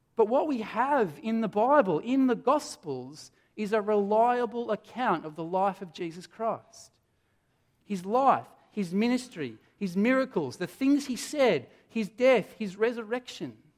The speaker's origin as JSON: {"language": "English", "town": "Adelaide", "region": "South Australia", "country": "Australia", "moved": "yes", "said": "I come from Adelaide"}